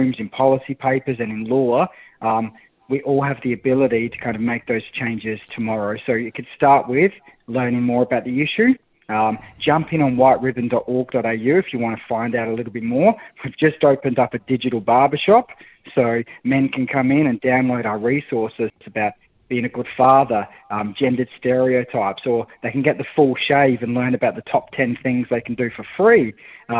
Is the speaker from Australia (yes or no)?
yes; Australia; as an Australian bloke